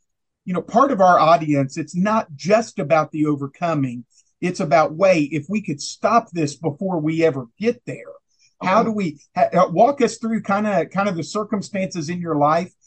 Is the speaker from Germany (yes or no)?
no; Huntsville, Alabama, United States; I grew up in Huntsville, Alabama